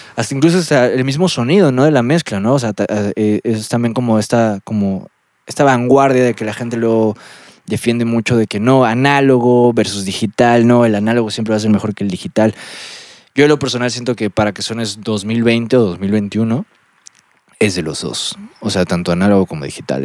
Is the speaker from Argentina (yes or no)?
no; Lima, Peru; moved away; also born or lived in State of Mexico; como soy de Lima, soy de la costa